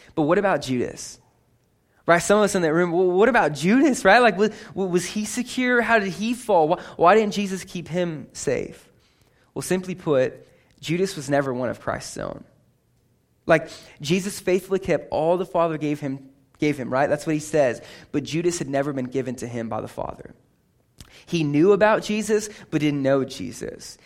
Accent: California, United States; I grew up in California.

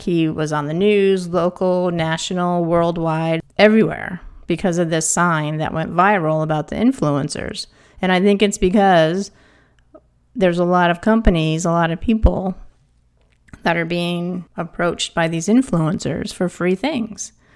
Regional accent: East Coast, United States; moved away; I'm from the East Coast.

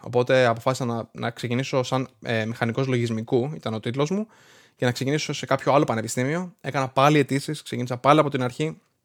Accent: Greece; moved away as an adult; now in Rhode Island, United States; εγώ έφυγα από την Ελλάδα το Δεκέμβρη του 2011. Ήμουνα 18 χρονών και είχα μόλι τελειώσει το Λύκειο

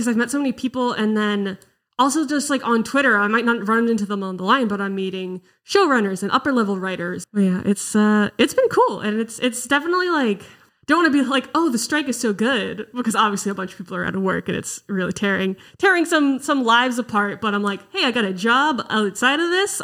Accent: just outside of Boston, Massachusetts, United States; now in Los Angeles, United States; I'm from Massachusetts, just outside of Boston

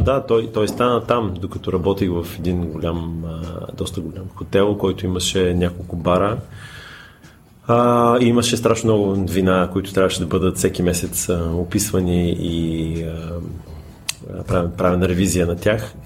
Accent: Bulgaria; moved away; also born or lived in United States; аз съм българин

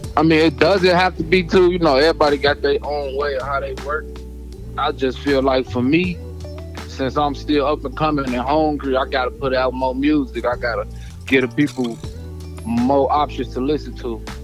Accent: Harvey, Illinois, United States; I'm from the Midwest. I'm from Harvey, Illinois, not the country.

